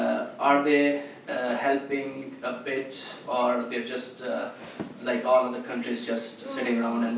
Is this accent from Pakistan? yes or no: yes; Pakistan; moved away; I'm from Pakistan.